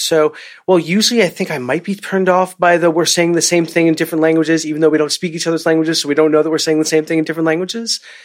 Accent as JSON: {"language": "English", "region": "New York", "country": "United States", "said": "as a New Yorker"}